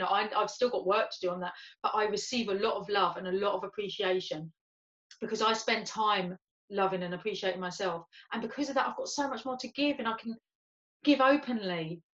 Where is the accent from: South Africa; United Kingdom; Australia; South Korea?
United Kingdom; London; accent: London; I wanted to speak with my London accent. Like, I don't have as much of a London accent as I did have, and as much as my family still have